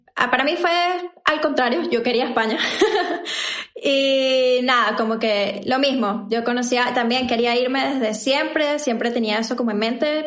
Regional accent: Venezuela; moved away as an adult; now in Chile; yo también soy venezolana

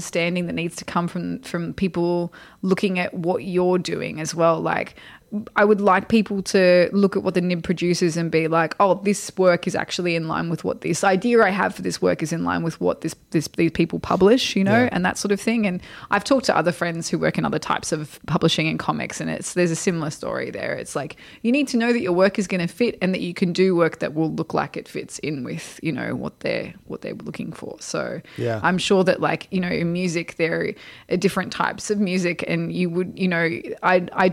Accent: Australia; moved away as an adult; now in Portland, United States; being an Australian working in America

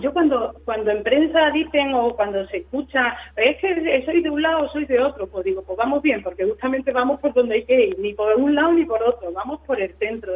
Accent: Aracena, Andalusia, Spain; en Aracena, en el sitio donde, pues, donde yo he vivido y donde yo me he desarrollado

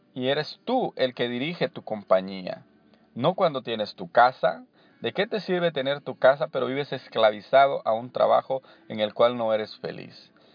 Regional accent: El Salvador; moved away as an adult; now in Anaheim, United States; Soy eh, originario de El Salvador. Eh, me vine acá a los 25 años

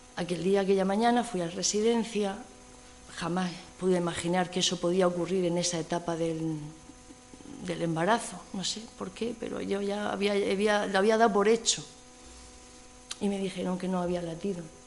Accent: Region of Murcia, Spain; now in Cantabria, Spain; yo soy murciana

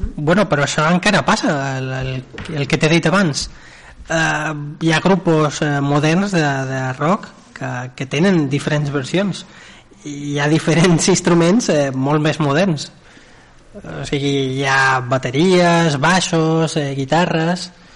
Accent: Manacor, Balearic Islands, Spain; jo som de Manacor

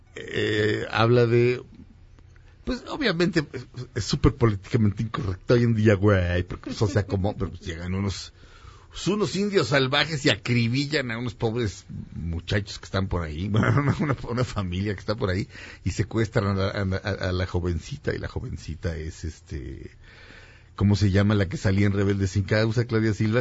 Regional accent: Mexico City, Mexico

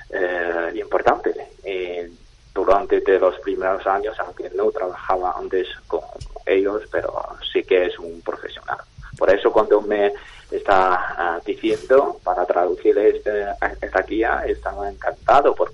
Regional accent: China; Spanish is a second language; now in Spain; como un chino que vivo en España

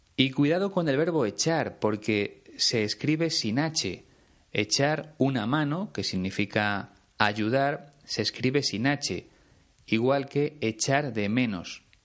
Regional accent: Spain; aquí en mi país

